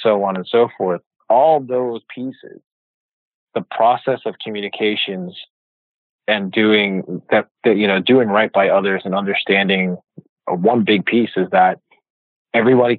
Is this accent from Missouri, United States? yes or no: no; New York City, New York, United States; moved away as an adult; also born or lived in Jersey City, New Jersey / South Jersey; now in California, United States; I'm from New York City, so New York City, Jersey City. I worked in New York and lived in South Jersey